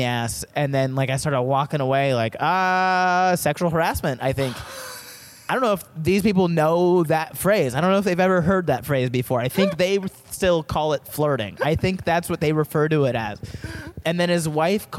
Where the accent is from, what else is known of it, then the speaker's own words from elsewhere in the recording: Daytona Beach, Florida, United States; moved away as an adult; also born or lived in Orange County, Florida; now in Southern California, United States; I grew up in Daytona Beach, Florida